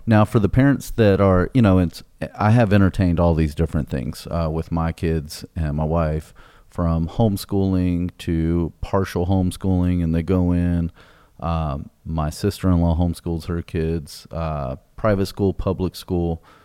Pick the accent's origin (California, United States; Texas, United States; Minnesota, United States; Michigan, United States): Texas, United States; Greatwood; I grew up in Great Woods